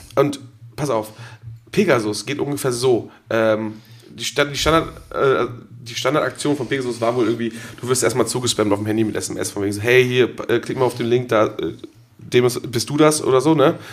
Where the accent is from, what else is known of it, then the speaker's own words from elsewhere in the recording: Geesthacht, Schleswig-Holstein, Germany; ich komme ja aus der Stadt. Aus meiner Heimatstadt kommt die Diddlemaus